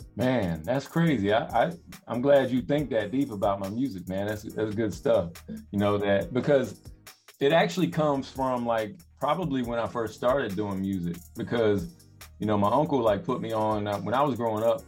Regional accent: Raleigh, North Carolina, United States; also born or lived in Florence, South Carolina / Darlington, South Carolina / New York; now in West Coast, United States; I'm from North Carolina, from from the Raleigh area. I grew up in uh, in both the Carolinas, really. Grew up in uh, you know outside of Raleigh, and then uh, around the Florence, Darlington area when I, when I was a little younger

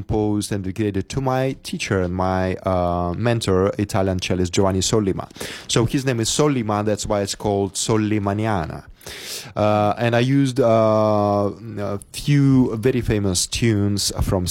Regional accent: Magnitogorsk, Chelyabinsk Oblast, Russia; moved away; my hometown, which is Magnitogorsk

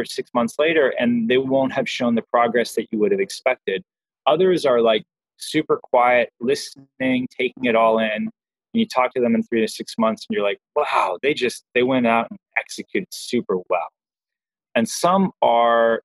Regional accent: Southern California, United States; I grew up in Southern California

